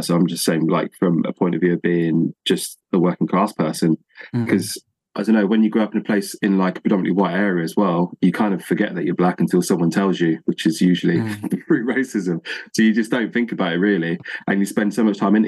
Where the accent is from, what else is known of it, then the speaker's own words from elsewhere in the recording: Northamptonshire, East Midlands, United Kingdom; I'm from the Midlands, so in Northamptonshire, so East Anglia.